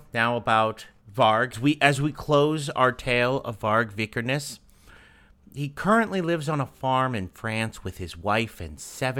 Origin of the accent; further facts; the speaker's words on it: United States; we're American.